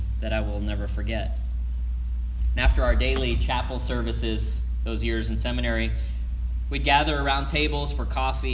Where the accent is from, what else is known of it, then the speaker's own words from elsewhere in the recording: Florida, United States; moved away as an adult; also born or lived in Dubuque, Iowa / the western US; now in Las Vegas, United States; I came from Florida